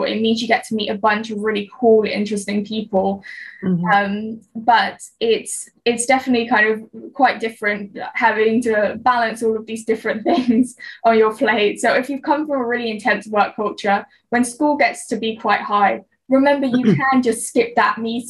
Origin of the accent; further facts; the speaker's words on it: West Coast, United States; moved away; I mean, I have a friend who lives on East Coast America and I'm from the West Coast. So for us to go home is completely different cost.